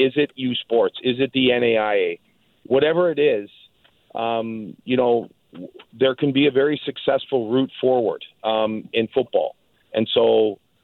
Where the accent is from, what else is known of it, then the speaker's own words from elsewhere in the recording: Toronto, Ontario, Canada; now in British Columbia, Canada; I was from Toronto. I moved everything out here.